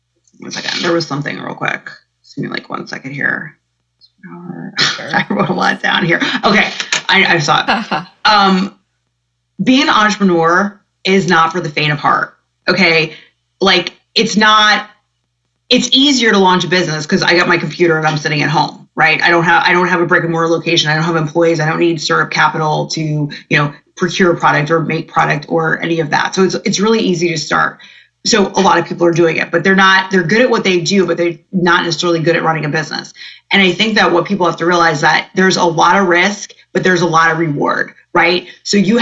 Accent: New Jersey, United States; I'm from New Jersey

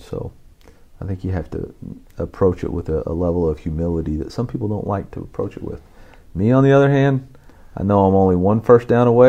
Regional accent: Alma, Arkansas, United States; It's in the River Valley, about 40 miles south of Fayetteville.

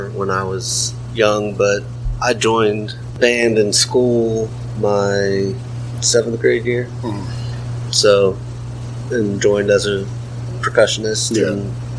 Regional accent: San Antonio, Texas, United States; moved away as an adult; now in Charlotte, United States; I grew up around San Antonio.

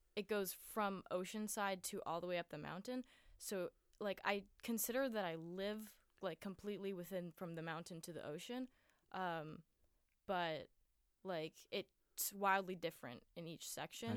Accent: Honolulu, Hawaii, United States; I'm from Oahu, which is, like, the main island

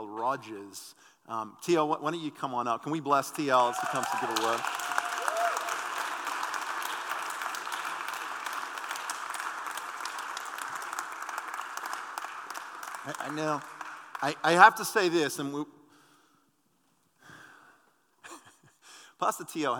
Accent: Adelaide, South Australia, Australia; I'm from the Frozen Chosen Dutch Reformed in Adelaide, Australia

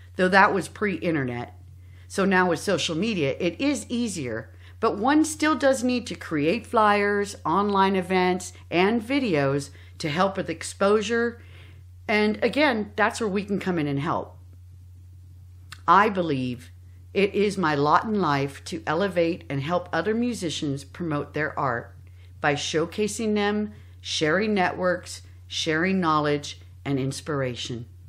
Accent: San Jose, California, United States; I was born in the South Bay, in San Jose

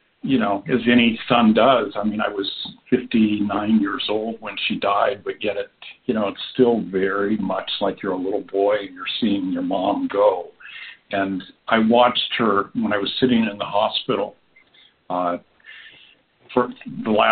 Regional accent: Oregon, United States; moved away; also born or lived in Washington D.C. area; I grew up out in Oregon

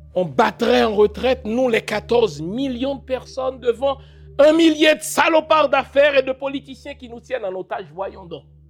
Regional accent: Haiti; je suis haïtien

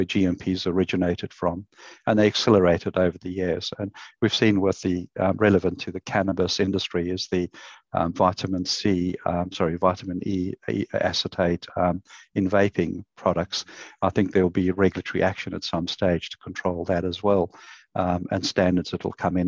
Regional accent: South Africa; moved away as an adult; also born or lived in Queensland, Australia; now in Australia; it's not a Queensland accent, so I came from South Africa and arrived in the country in 2001

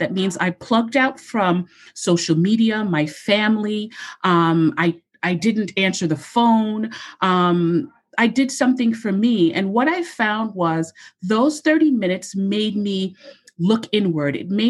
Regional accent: Jamaica; I don't like pasta. I'm Jamaican. I like rice.

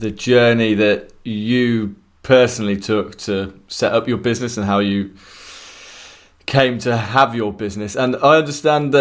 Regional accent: Leamington Spa, West Midlands, United Kingdom; born or raised there

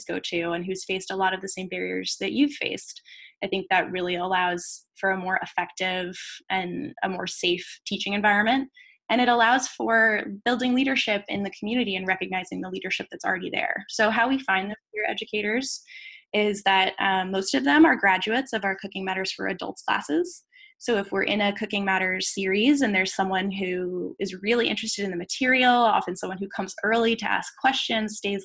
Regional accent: United States; first language English; I'm from the United States

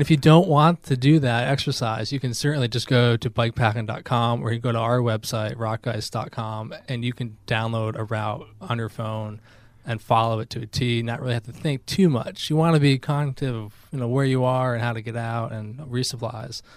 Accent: Albany, New York, United States; moved away as an adult; now in North Carolina, United States; I grew up in Albany, New York, and then I moved down to North Carolina for grad school about ten years ago

